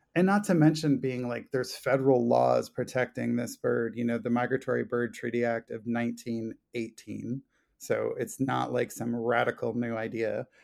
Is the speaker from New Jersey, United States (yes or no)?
yes; Long Beach Island, New Jersey, United States; now in New York, United States; where I grew up in South Jersey, uh, southern tip of Long Beach Island